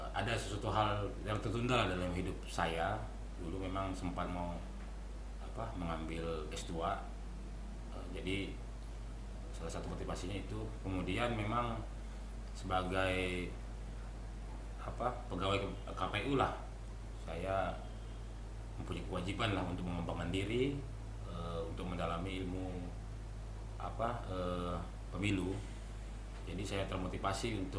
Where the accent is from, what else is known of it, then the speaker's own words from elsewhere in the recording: Kalimantan, Indonesia; now in Manado, Indonesia; Paling kalau untuk kendala kemarin memang karena saya dari Kalimantan kan